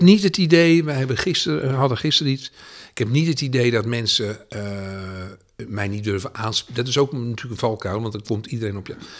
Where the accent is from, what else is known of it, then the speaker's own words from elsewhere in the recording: Edam, North Holland, Netherlands; also born or lived in Utrecht; now in The Hague, Netherlands; ik kom natuurlijk oorspronkelijk uit Edam